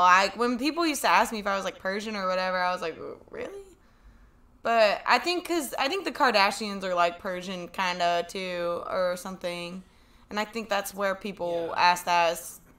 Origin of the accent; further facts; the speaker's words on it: United States; I'm from America